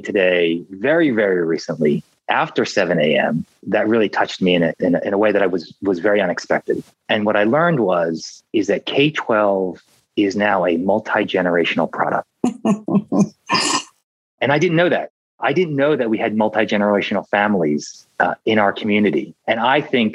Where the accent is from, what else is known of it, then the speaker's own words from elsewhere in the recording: Philadelphia, Pennsylvania, United States; I grew up in Philadelphia